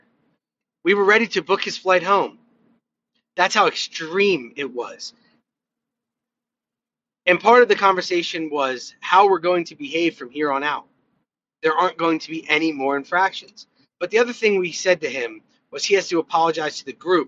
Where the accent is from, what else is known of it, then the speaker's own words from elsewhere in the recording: United States; as an American